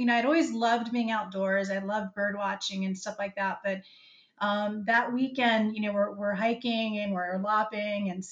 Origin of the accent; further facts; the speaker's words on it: Virginia, United States; I grew up in Virginia